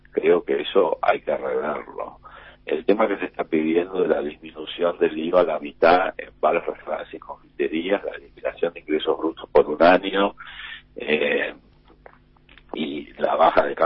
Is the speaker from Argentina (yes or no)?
yes; Argentina; Nunca pensé en irme de Argentina nunca me Nunca de Argentina, de mi país. Es decir, yo quiero vivir en mi país.